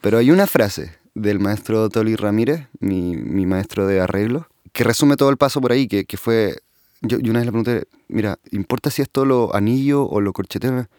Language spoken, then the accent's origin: Spanish; Santiago, Santiago Metropolitan Region, Chile; sé dónde nací, en Santiago.